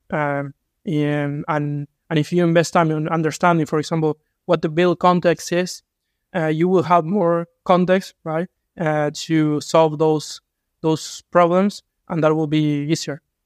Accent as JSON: {"language": "English", "country": "Uruguay", "said": "I'm from Uruguay"}